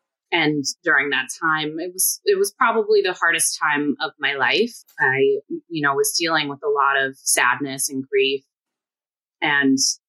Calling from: Queens, New York, United States; So I'm coming from Queens, New York, about 15 minutes outside of Manhattan.

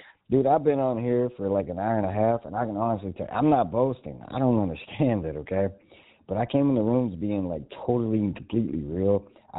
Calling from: Indiana, United States; Right now I'm in Indiana, but I'm getting ready to move to North Carolina.

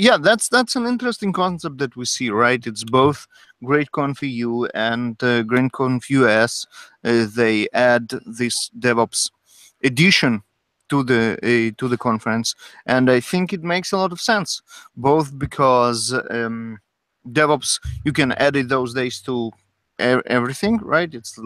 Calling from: Sunnyvale, California, United States; broadcasting you from Sunnyvale, California.

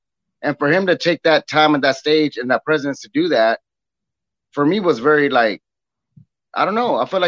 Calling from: Temple, Texas, United States; I'm calling from Temple, Texas.

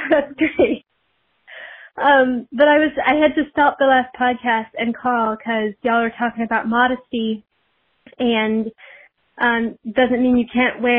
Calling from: Michigan, United States; I'm calling from Michigan

